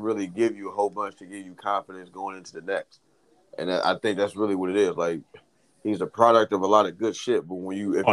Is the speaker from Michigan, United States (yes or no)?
no; Columbus, Ohio, United States; someone who was born and raised in Columbus